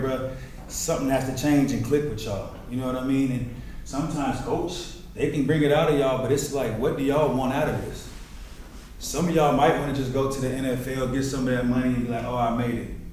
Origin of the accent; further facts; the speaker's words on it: Colorado, United States; I'm a kid from Colorado